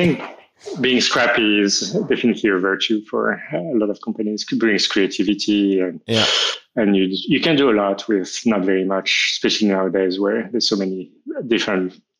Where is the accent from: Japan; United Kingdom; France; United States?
France; I'm from France. I moved around a lot in France. I only lived in Paris when I was very little, but I've always loved Paris, and that's where I live now.